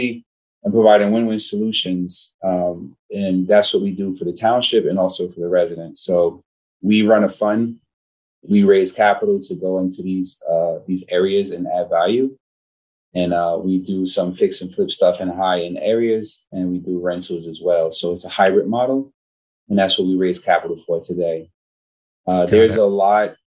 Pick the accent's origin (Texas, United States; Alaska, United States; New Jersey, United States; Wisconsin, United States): New Jersey, United States; Newark; I come from Newark, New Jersey, a lot of blighted properties, a lot of burnouts, drug infested area when I grew up in the 80s